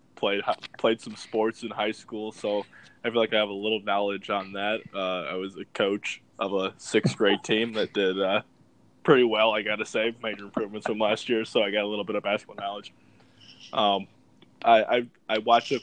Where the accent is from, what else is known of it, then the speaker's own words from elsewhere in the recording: near South Bend, Indiana, United States; always grew up a Notre Dame fan, living right by South Bend